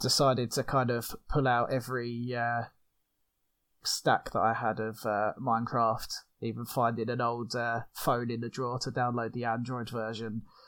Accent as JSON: {"language": "English", "country": "United Kingdom", "said": "from the UK, as you probably can hear from my accent"}